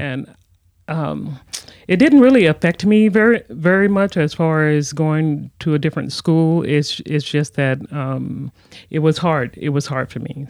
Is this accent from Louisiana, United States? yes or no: yes; Louisiana, United States; also born or lived in Texas; I was born in Texas, raised in Louisiana